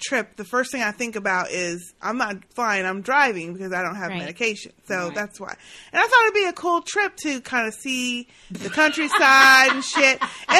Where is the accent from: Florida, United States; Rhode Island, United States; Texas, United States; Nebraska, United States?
Texas, United States; Dallas; So Sistah J and I are from Dallas.